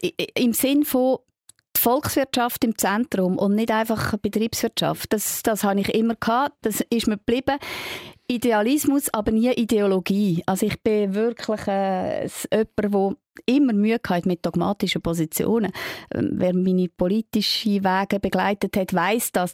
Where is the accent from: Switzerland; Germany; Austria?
Switzerland; für uns in der Schweiz mit unserer direkten Demokratie